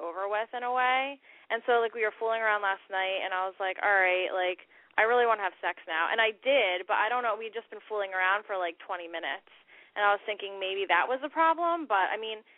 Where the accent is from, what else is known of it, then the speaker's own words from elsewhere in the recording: Pennsylvania, United States; I'm 24. I'm from Pennsylvania.